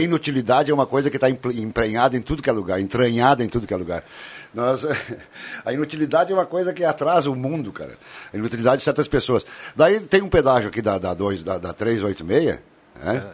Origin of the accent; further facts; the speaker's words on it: Cerro Alegre Baixo, Rio Grande do Sul, Brazil; de Cerro Alegre Baixo, minha terra natal